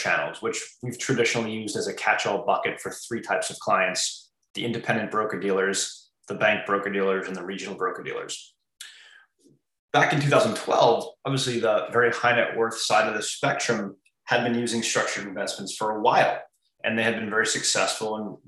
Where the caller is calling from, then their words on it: Long Island, New York, United States; I'm calling in from Long Island, New York.